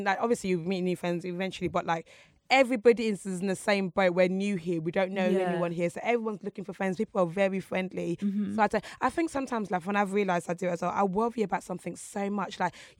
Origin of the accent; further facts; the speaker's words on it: Essex, East of England, United Kingdom; I was like from Essex